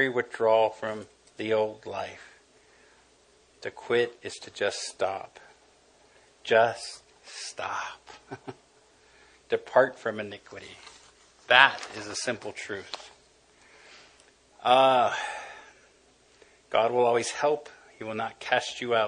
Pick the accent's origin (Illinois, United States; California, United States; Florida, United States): California, United States; Los Angeles; I grew up in East L.A.